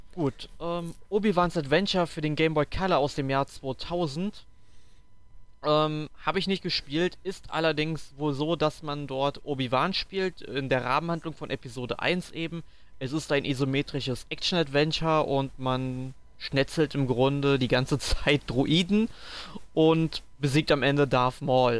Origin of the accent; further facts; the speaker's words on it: Sankt Augustin, North Rhine-Westphalia, Germany; bei uns in St. Augustin